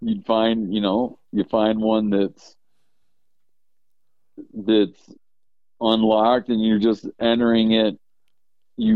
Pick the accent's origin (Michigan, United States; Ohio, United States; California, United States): Michigan, United States; I grew up in Michigan